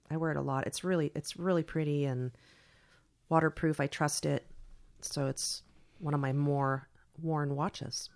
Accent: San Carlos, California, United States; I grew up in San Carlos, which was like Mayberry comparatively.

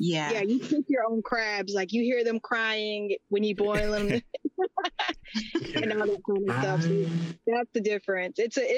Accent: Rhode Island, United States; now in Texas, United States; Well, I was born and raised here in Texas. Well, I was born here in Texas, raised in Rhode Island, but I've spent majority of my life in Texas.

